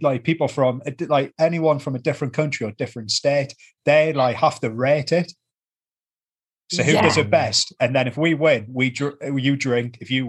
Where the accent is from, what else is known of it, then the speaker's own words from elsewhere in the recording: Newcastle upon Tyne, North East England, United Kingdom; accent: Geordie; we're from Newcastle.